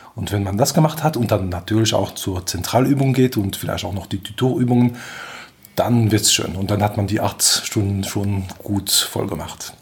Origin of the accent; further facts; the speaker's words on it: Belgium; German is a second language; moved away as an adult; also born or lived in England / United States / Delft, Netherlands; now in Germany; komme aus Belgien, spreche normalerweise auch Französisch, daher vielleicht meinen schönen Akzent.